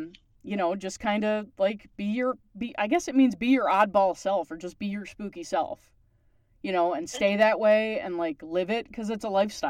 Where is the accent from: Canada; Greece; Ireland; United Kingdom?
Canada; Because I'm Canadian